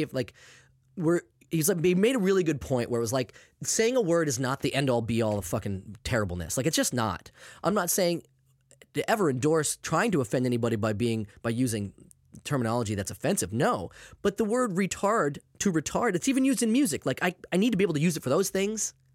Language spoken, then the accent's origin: English; Maine, United States; I'm from Maine, obviously. I grew up with that, too